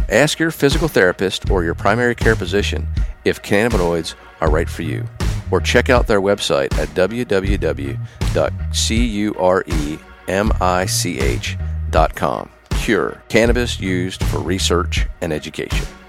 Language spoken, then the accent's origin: English; Pennsylvania, United States; I'm from Pennsylvania, so I'm a Penn Stater